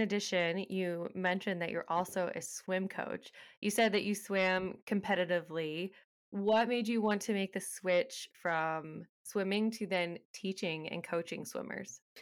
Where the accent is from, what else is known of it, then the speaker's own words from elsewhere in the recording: Texas, United States; I grew up in Texas